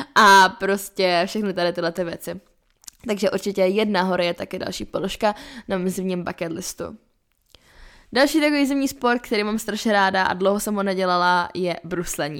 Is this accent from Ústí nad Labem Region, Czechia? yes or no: no; Lipno nad Vltavou, South Bohemian Region, Czechia; now in Prague, Czech Republic; jsem z Lipran Vltavou, tak tam jsme měli vždycky že jo, zamrzlou vodu